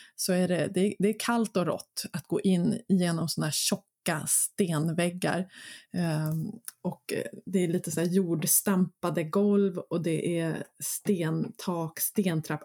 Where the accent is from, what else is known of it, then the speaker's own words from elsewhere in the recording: Mörby castle ruin area, Stockholm County, Sweden; Det är mina hemtrakter. Eh, där var jag väldigt mycket som barn